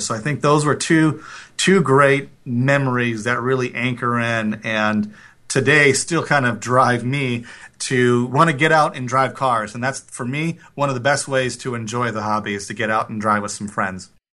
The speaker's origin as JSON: {"language": "English", "town": "Bloomington", "region": "Minnesota", "country": "United States", "tie": "born or raised there", "said": "I grew up in Bloomington, Minnesota, a suburb of Minneapolis"}